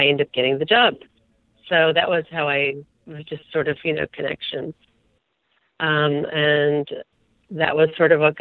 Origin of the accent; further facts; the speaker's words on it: Bay Area, Northern California, United States; also born or lived in Napa; I'm a Northern California girl. I grew up in the Bay Area